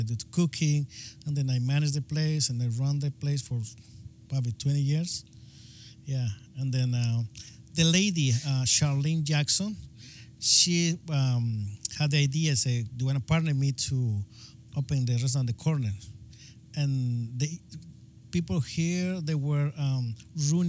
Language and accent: English; Guatemala; English is a second language; moved away as an adult; now in Marin County, United States; I'm from Guatemala